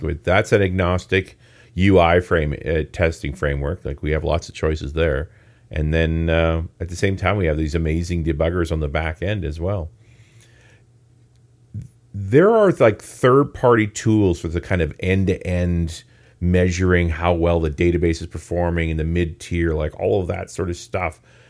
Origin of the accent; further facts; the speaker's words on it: Canada; I'm a Canadian.